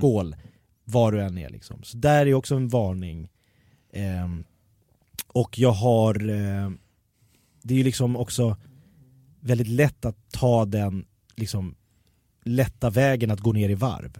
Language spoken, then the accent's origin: Swedish; Jakobsberg, Stockholm County, Sweden; när jag växte upp i Jakobsberg